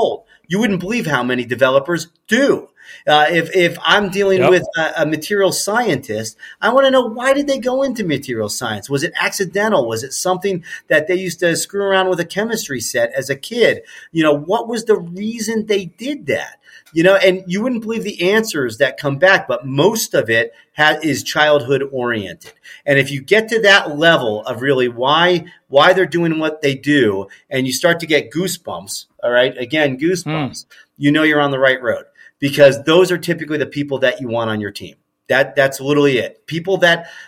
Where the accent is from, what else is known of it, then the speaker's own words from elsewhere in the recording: Ohio, United States; growing up in Ohio